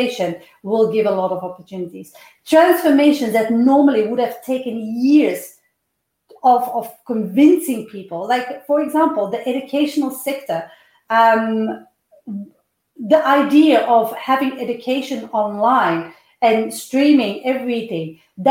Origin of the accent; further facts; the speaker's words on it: Belgium; moved away as an adult; I come from Belgium, and the time that I left Belgium, there was an 11% unemployment